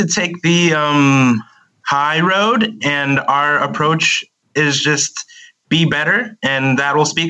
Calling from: California, United States; I am calling from Southern California.

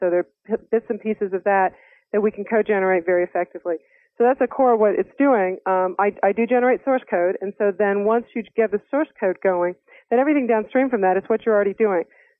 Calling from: Fort Collins, Colorado, United States; Fort Collins, Colorado.

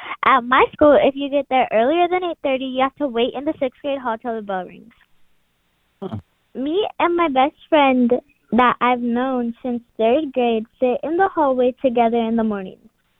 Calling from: Texas, United States; I'm calling for That Story Show. And … I'm from Texas.

